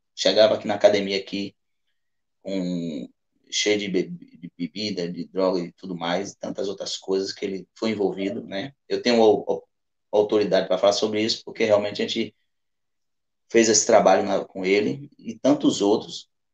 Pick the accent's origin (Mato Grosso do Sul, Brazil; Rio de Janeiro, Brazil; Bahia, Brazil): Bahia, Brazil; Alagoinhas; onde eu nasci? que é aqui no bairro do Mangalô, na Baixa do Corte, no Mangalô em si